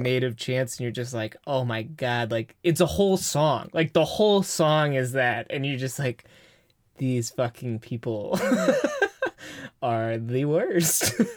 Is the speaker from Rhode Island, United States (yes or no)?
no; Bay Area, California, United States; we're from the Bay Area